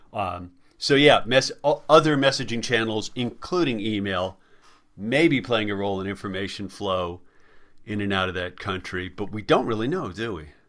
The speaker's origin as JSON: {"language": "English", "region": "Colorado", "country": "United States", "moved": "yes", "lives_now": "Washington, United States", "said": "I'm I'm from Colorado originally."}